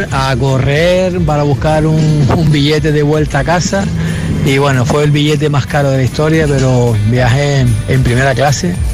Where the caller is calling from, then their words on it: Valencia, Valencian Community, Spain; Buenos días … de Valencia.